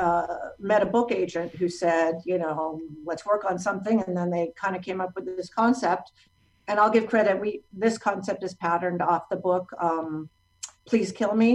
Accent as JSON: {"language": "English", "town": "Los Angeles", "region": "California", "country": "United States", "said": "I'm from Los Angeles"}